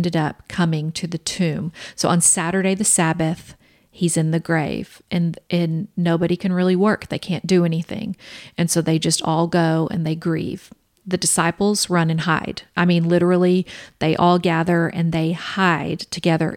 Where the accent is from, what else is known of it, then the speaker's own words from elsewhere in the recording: the South, United States; We're from the South